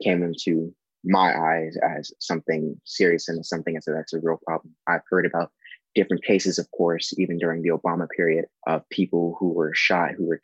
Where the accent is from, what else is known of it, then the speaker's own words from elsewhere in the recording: Los Angeles, California, United States; I'm a musician from Los Angeles, California